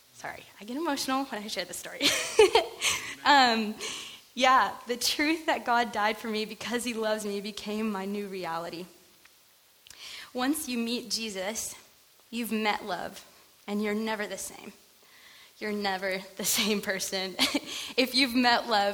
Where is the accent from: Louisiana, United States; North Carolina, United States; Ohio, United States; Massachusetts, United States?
North Carolina, United States; now in California, United States; I grew up in a small town in smack dab middle of North Carolina, so I'm actually not from California, from the East Coast